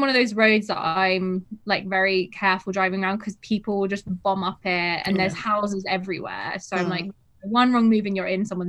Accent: Wimbledon, London, United Kingdom; I'm always like from Wimbledon, like where the tennis.

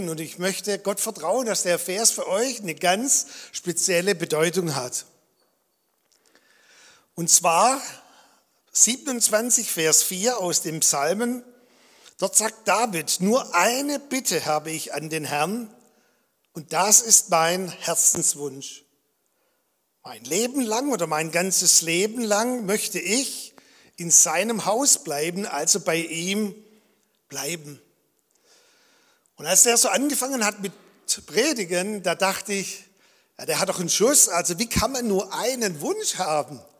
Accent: Balingen, Baden-Württemberg, Germany; born there; Und er war auch in Balingen in der Gemeinde, wo ich geboren bin. Und ich war eigentlich schon als Kind immer im Gottesdienst.

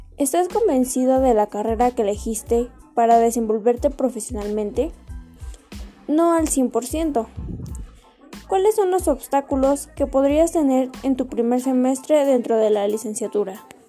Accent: Atlacomulco, State of Mexico, Mexico; nací en Atlacomulco de Favela y actualmente sigo viviendo aquí.

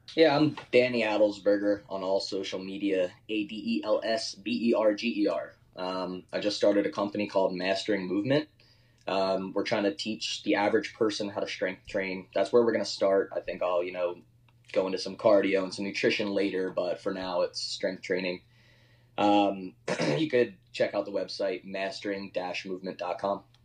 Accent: Horsham, Pennsylvania, United States; moved away as an adult; now in Austin, United States; I don't want to diss my hometown. I love Philadelphia. I love Horsham

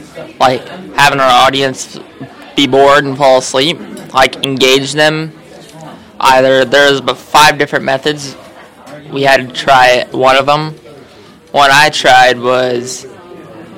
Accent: Southern Illinois, United States; I'm from Southern Illinois.

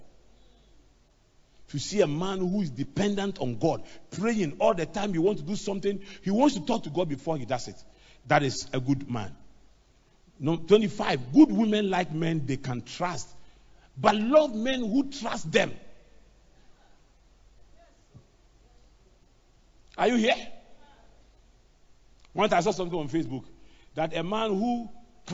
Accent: Accra, Greater Accra, Ghana; I grew up in Adabraka

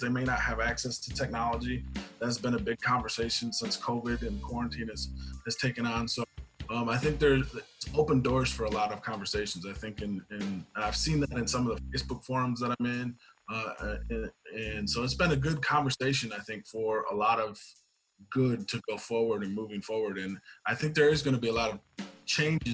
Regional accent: Grand Rapids, Michigan, United States; So I am originally from Grand Rapids. I've been born and raised here my entire life

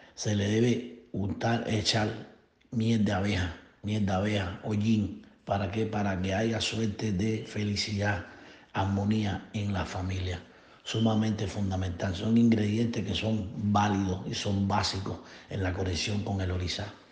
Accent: Cuba; now in Florida, United States; Radico aquí en Florida, Estados Unidos. Soy cubano

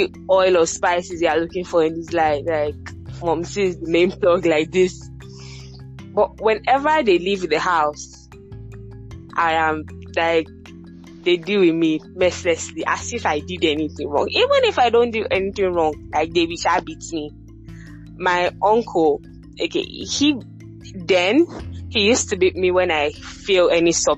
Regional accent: Benin City, Edo, Nigeria; I was brought up in Benin City, Edo State

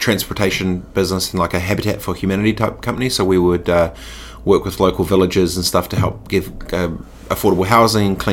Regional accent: Christchurch, Canterbury, New Zealand; also born or lived in Dargaville / Suva, Fiji / South Lake Tahoe; I grew up in Aranui, Christchurch

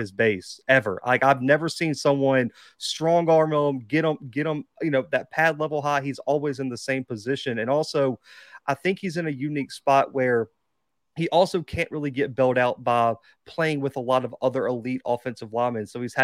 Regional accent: Mobile, Alabama, United States; I'm from Mobile

